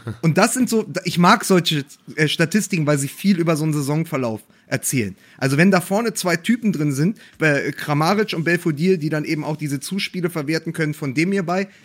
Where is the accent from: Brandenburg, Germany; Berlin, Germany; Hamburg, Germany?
Berlin, Germany; meine Heimatstadt